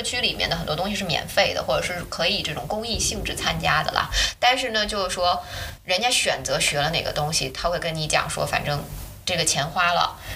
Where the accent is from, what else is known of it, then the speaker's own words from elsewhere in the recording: China; moved away as an adult; also born or lived in Germany; 我们中国人家里也有私塾什么这些东西